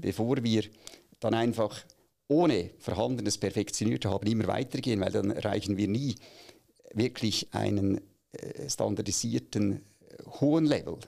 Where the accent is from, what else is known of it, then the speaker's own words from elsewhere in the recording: Aargau, Switzerland; moved away as an adult; now in Zürich, Switzerland; ich bin eigentlich im Aargau aufgewachsen